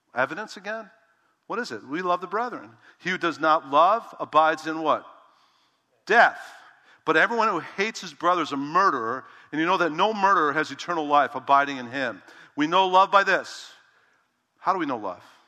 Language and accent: English; Chicago, Illinois, United States; I'm from Chicago